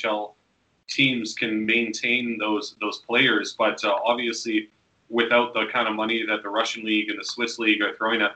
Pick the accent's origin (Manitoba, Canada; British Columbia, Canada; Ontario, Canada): British Columbia, Canada; Vancouver; moved away; I'm from Vancouver originally, and as a Canadian citizen